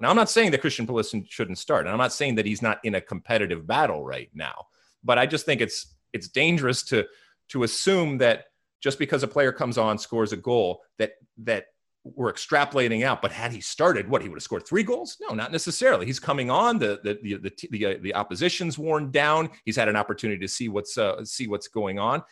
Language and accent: English; United States; as an American